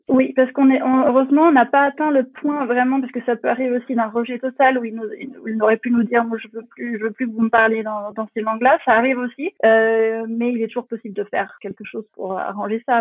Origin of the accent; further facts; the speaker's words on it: France; moved away as an adult; also born or lived in Berlin, Germany; now in Potsdam, Germany; Je suis née en France, j'ai grandi en France